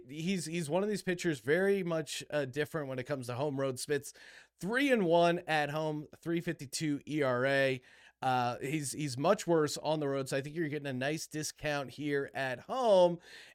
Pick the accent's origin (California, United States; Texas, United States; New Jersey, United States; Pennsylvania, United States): Pennsylvania, United States; Bethlehem; Now, originally, I'm from Bethlehem, Pennsylvania, just outside of Philly.